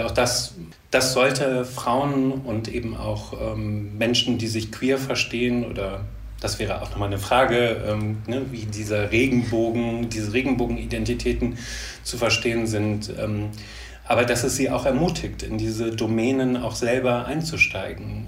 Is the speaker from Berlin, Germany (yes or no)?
no; Leverkusen, North Rhine-Westphalia, Germany; ich komme aus Leverkusen. Äh, ursprünglich bin ich dort geboren und aufgewachsen.